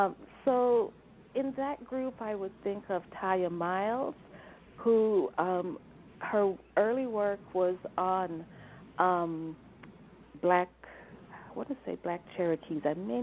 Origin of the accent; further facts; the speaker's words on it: Jamaica; also born or lived in New Hampshire, United States; now in United States; I mean, I'm not an American by birth. I was naturalized. I came here from Jamaica originally.